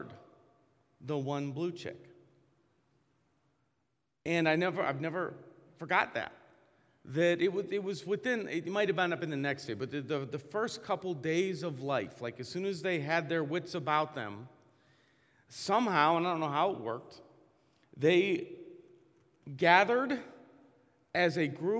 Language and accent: English; Massillon, Ohio, United States; I grew up in Maslin, Ohio, and racial tension was huge in my school